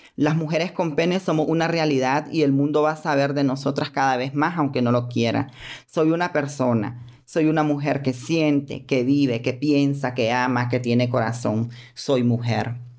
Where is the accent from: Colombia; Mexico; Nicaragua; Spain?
Nicaragua; soy ciudadana de Nicaragua